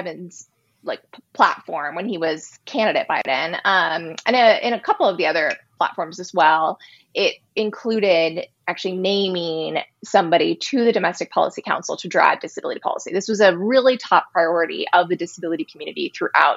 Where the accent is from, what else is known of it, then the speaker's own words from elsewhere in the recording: West Coast, United States; I'm from the West Coast.